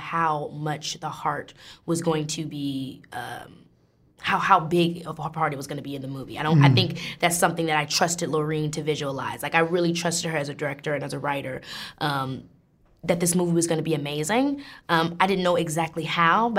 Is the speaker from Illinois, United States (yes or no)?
yes; Illinois, United States; I'm from Illinois, a rural south suburb, suburban town